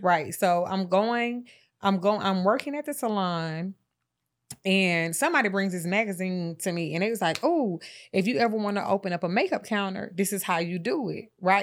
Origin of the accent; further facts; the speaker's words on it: Atlanta, Georgia, United States; I'm from Atlanta